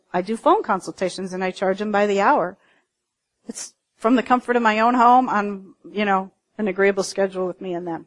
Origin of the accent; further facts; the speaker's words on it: Cincinnati, Ohio, United States; I was in my hometown of Cincinnati